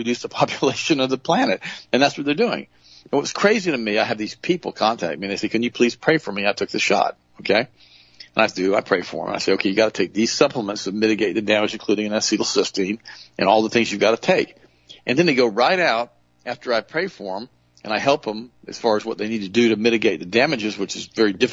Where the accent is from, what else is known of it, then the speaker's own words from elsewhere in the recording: Southern, United States; accent: Southern; my Southern accent